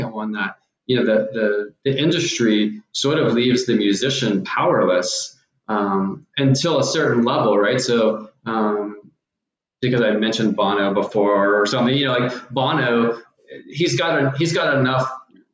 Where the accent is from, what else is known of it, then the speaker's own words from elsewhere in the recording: Houston, Texas, United States; we're from Houston as well